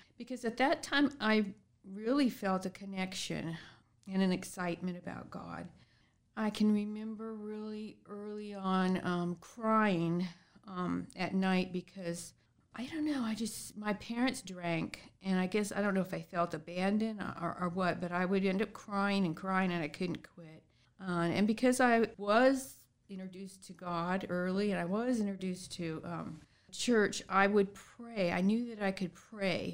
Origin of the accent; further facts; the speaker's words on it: San Diego, California, United States; I grew up in San Diego, California